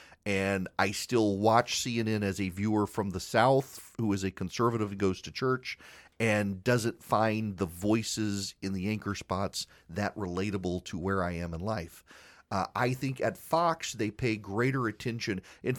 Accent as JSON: {"language": "English", "region": "Dubai", "country": "United Arab Emirates", "tie": "born or raised there", "said": "It's what I grew up with in Dubai."}